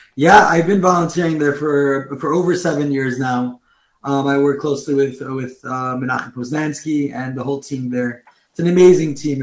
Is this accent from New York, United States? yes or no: yes; New York City, New York, United States; I grew up in Crown Heights in Brooklyn